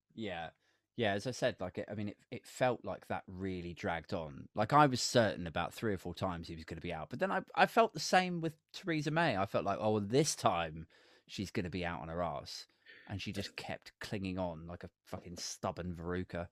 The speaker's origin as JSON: {"language": "English", "town": "Maidenhead", "region": "South East England", "country": "United Kingdom", "tie": "born or raised there", "said": "Maidenhead, which is my hometown"}